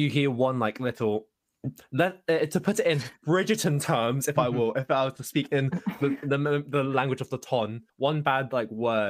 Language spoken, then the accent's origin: English; London, United Kingdom; Or I'm from London. Where are you from? East London. Whoa, not from the south. I'm like, oh, but where are you really from? I live near Blackwall Tunnel.